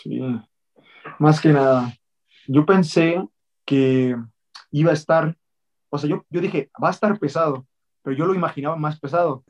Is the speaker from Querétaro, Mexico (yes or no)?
no; Mexico City, Mexico; nací en la Ciudad de México, y pues ahí soy chilango